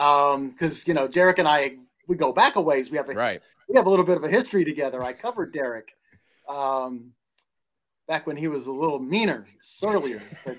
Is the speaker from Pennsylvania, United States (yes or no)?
no; Knoxville, Tennessee, United States; as a kid growing up in Knoxville, Tennessee